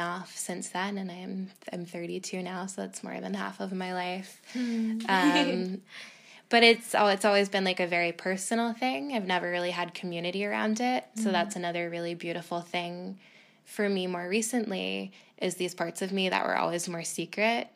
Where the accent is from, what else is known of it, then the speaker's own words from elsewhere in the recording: Boston, Massachusetts, United States; I grew up in Boston, pretty close to Salem.